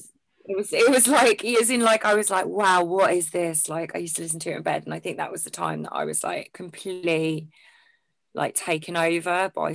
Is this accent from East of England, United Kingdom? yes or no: yes; Essex, East of England, United Kingdom; moved away; I'm originally from Essex